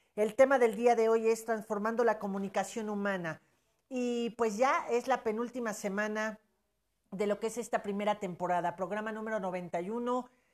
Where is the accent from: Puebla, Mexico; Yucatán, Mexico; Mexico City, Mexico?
Puebla, Mexico; Somos de Puebla, del país México exactamente